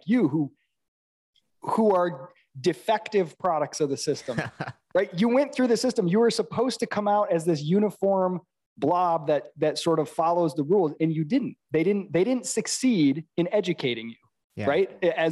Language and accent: English; Midwest, United States; moved away as an adult; I'm from the Midwest